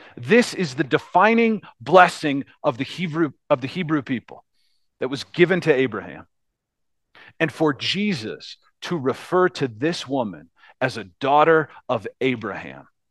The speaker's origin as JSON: {"language": "English", "country": "United States", "said": "as Americans"}